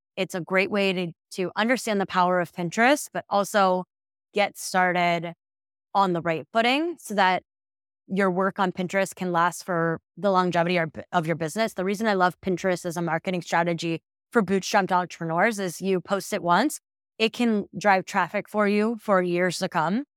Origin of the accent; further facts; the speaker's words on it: Midwest, United States; moved away; I'm originally from the Midwest, so same at A's and O's, a little bit different